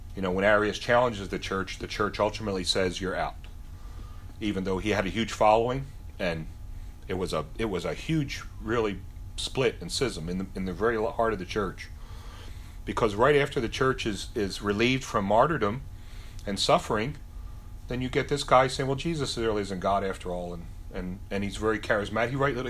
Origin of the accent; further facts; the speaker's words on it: United States; I grew up in America